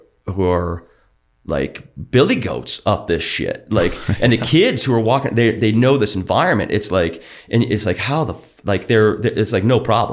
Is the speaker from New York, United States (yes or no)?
no; Georgia, United States; We come from sea level. We come from Georgia